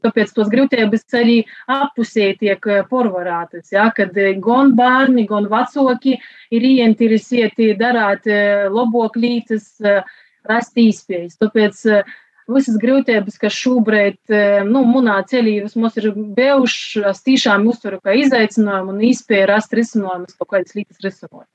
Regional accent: Latgale, Latvia; es pirmām kārtām esmu latgalīte dvieselī.

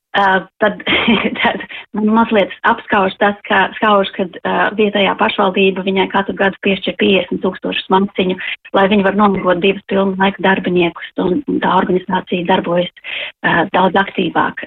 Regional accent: Latvia; now in London, United Kingdom; mēs noteikti jūtamies vairāk latvieši kā tās valsts pārstāvi, kur mēs esam

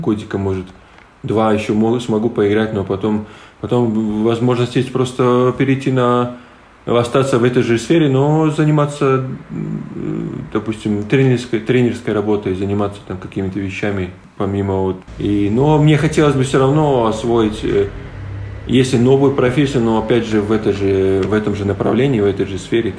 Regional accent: Latgale, Latvia; first language Polish; Russian is a second language; also born or lived in Lithuania; нам было, наверное, по 4 годика, и родители переехали в Латвию

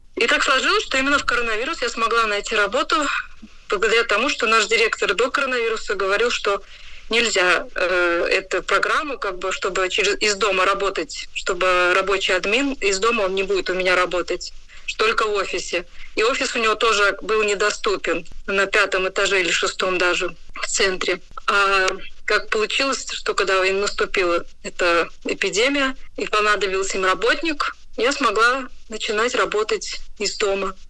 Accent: Rēzekne, Latgale, Latvia; я сама из Резекна

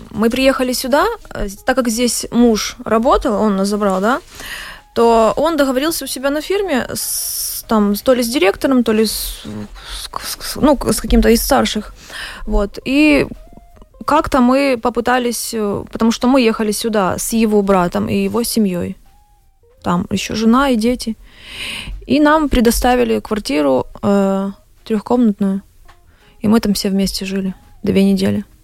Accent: Ukraine; Мы с Украины.

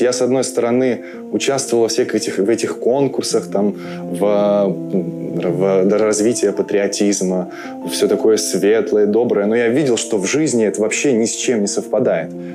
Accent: Omsk, Omsk Oblast, Russia; moved away as an adult; also born or lived in Moscow, Russia; now in Riga, Latvia; Я приехал сюда из России, родился в городе Омске и последние 7 лет жил в Москве

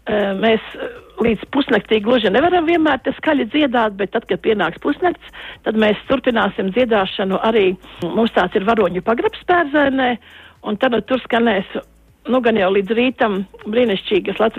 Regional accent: Latvia; Mēs esam tālu no Latvijas, bet mums ir radi draugi un mēs arī viena liela daļa atgriezīsimies Latvijā.

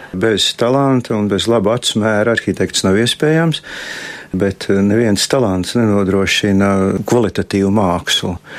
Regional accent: Riga, Latvia; es esmu dzimis Rīgā un visu mūžu dzīvojis Rīgā

